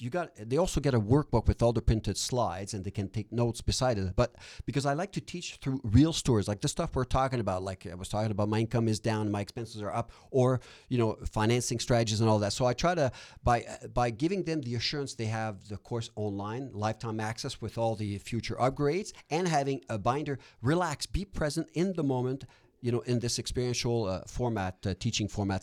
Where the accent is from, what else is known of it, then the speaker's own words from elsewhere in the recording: Quebec, Canada; also born or lived in Ontario; now in Edmonton, Canada; I'm from Quebec originally.